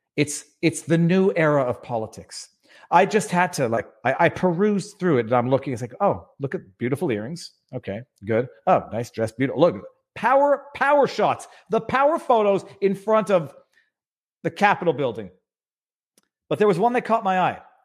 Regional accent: Canada; As a Canadian

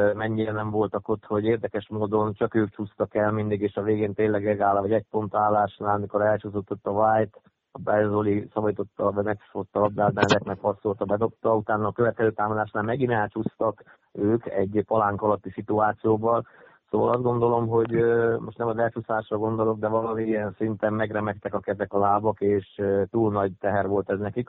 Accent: Körmend, Vas, Hungary; Ott voltak a régi barátaim körmendről, akikkel együtt nőttem fel, együtt kosaraztam

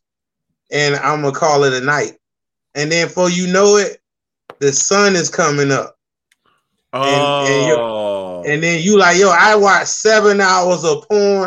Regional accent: Norfolk, Virginia, United States; also born or lived in South Carolina; My dad was in the military, and I technically claim Norfolk, Virginia here, like born and raised.

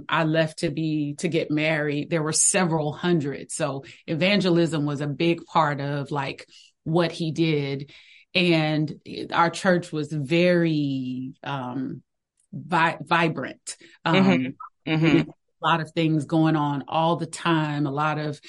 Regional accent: Greensboro, North Carolina, United States; I grew up in North Carolina, Greensboro, North Carolina.

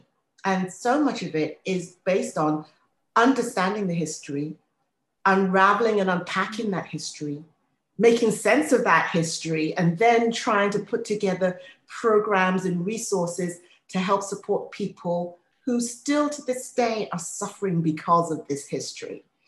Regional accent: England, United Kingdom; now in United States; I mean, I've been in the United States now for 32 years. Born and raised in England, you might be able to tell, but having lived here this long

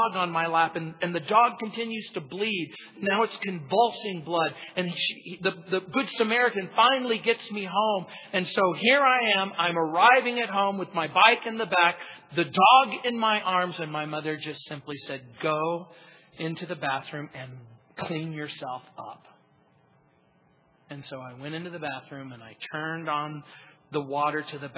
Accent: Hesperia, California, United States; I grew up in the Mojave Desert

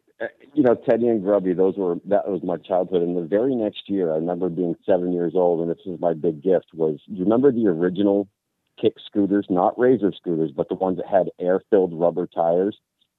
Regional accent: New Hampshire, United States; growing up in New Hampshire, I grew up with my grandparents

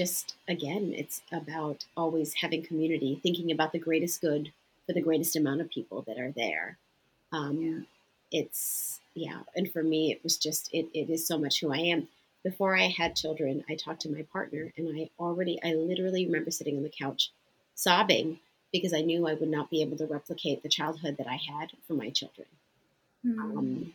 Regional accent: Ontario, Canada; moved away; also born or lived in Nova Scotia, Canada; I grew up from 1 to 7 in Ontario, Canada

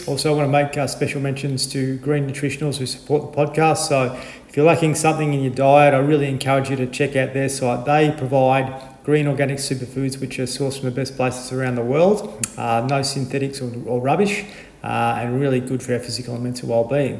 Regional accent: Horsham, Victoria, Australia; when I was a young fella growing up in Horsham

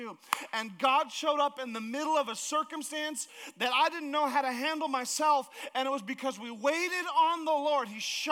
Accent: Alaska, United States; moved away; I grew up in Alaska

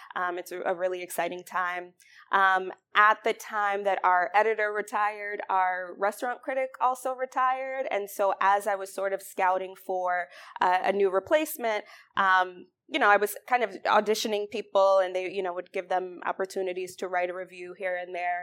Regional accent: Mount Vernon, New York, United States; moved away as an adult; also born or lived in State College, Pennsylvania; now in Detroit, United States; I'm from Mount Vernon, New York, which is right outside of the Bronx. Um, went to school in the Bronx

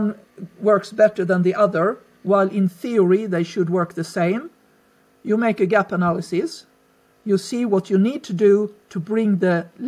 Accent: Sweden; Growing up for me was peaceful, is the word I can use. Very middle class, very white.

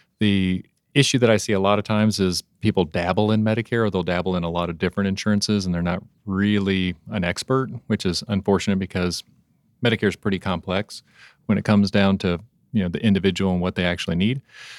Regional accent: Oklahoma, United States; I am from Oklahoma.

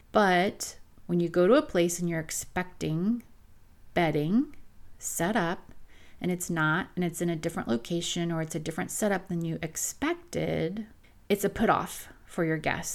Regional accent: Florida, United States; I come from Florida. I live on a, a half acre on a lake

